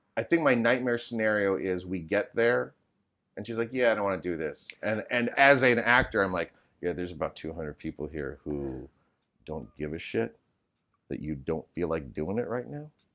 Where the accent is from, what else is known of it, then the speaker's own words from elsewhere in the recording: Midwest, United States; now in Sherman Oaks, United States; growing up in the Midwest